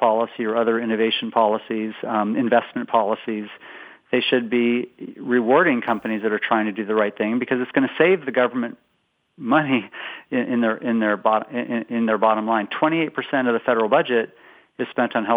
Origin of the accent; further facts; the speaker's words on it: West Coast, United States; moved away as an adult; now in Boston, United States; I'm originally from the West Coast, but now I've been in Boston about 17 years